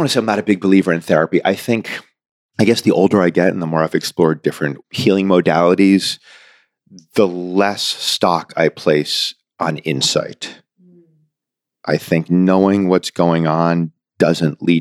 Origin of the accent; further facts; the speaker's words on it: Newton, Massachusetts, United States; I grew up in Newton, Massachusetts